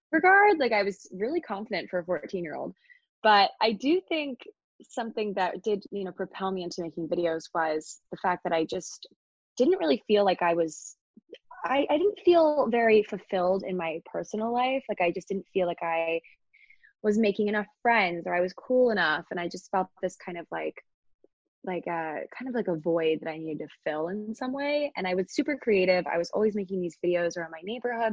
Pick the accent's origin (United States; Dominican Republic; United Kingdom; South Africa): United States; Annapolis, Maryland; born or raised there; moved away as an adult; now in New York City, United States